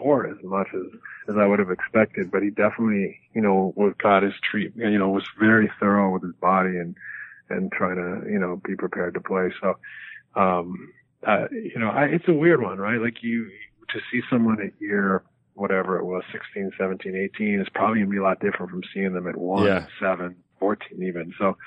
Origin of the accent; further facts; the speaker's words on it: West Coast of Canada, British Columbia, Canada; I growing up on the West Coast of Canada